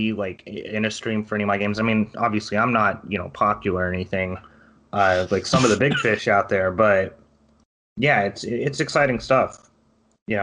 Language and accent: English; Valley View, Texas, United States; also born or lived in Florida; I grew up in like middle of nowhere Texas. There's a town in North Texas called Valley View